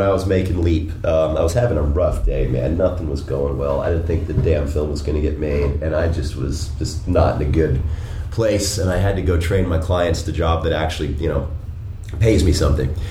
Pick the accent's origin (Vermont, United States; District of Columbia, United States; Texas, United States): District of Columbia, United States; Washington; now in Denver, United States; I grew up in the Washington, D.C. area.